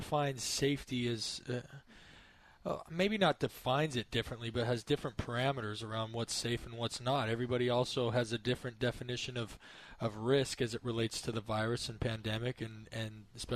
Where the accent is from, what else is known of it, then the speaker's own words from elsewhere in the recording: Logan, Utah, United States; My hometown, yeah. Utah State Aggies